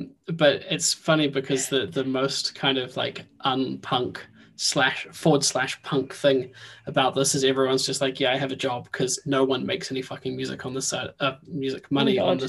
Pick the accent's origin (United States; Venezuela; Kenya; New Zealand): New Zealand; moved away; It's honestly, it's funny because I moved up here from New Zealand and I was like, it'll be fine.